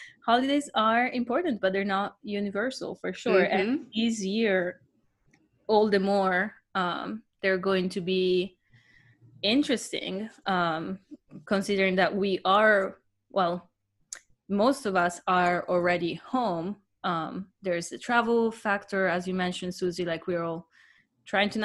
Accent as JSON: {"language": "English", "country": "Italy", "tie": "born or raised there", "moved": "yes", "said": "growing up in Italy, a lot of our holidays"}